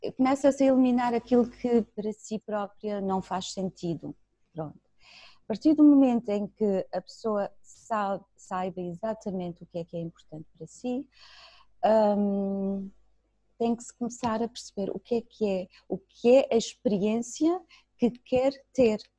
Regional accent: Germany; moved away; cresci na Alemanha

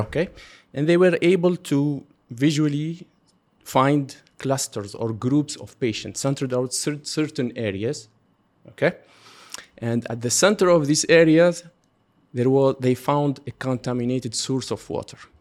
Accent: Tunisia; now in Qatar; I'm from Tunisia. We are actually both Tunisian.

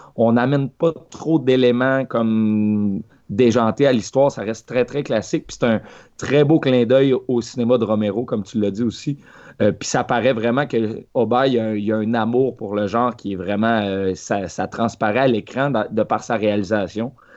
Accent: Quebec, Canada; en tant que Québécois moyen

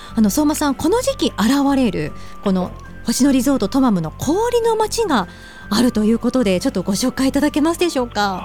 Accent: Hokkaido, Japan; 私たちが住む広い北海道

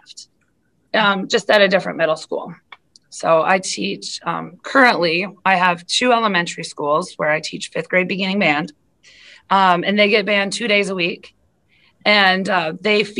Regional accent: South Dakota, United States; moved away as an adult; also born or lived in Iowa / Washington, D.C.; I am a South Dakota girl through and through. I grew up in South Dakota

